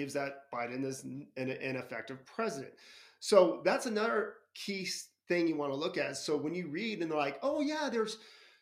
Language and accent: English; United States; I'm an American